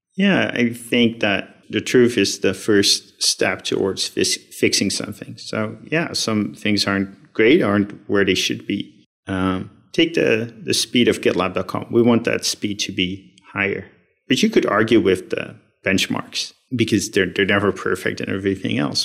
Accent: Netherlands; I was uh, born and raised in the Netherlands

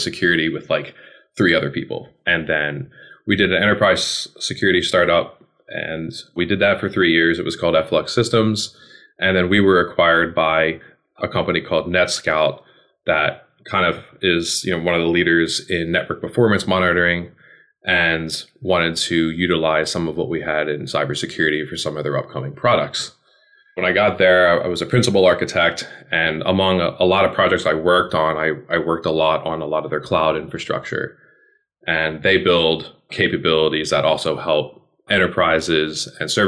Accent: Philadelphia, Pennsylvania, United States; moved away as an adult; also born or lived in Maryland; I'm from Philly originally

